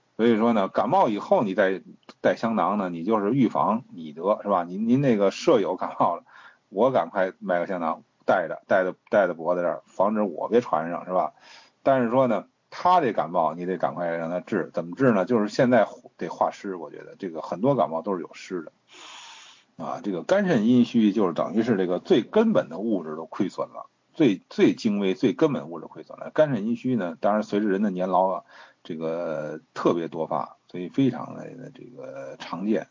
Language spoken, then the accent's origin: Chinese; Beijing, China; 因为我是老北京，我是北京人